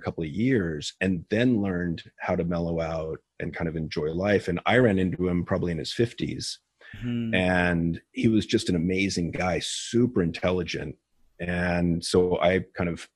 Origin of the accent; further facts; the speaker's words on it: San Ramon, California, United States; also born or lived in Edinburgh, Scotland; I grew up actually in the same city that I'm in now, San Ramon, California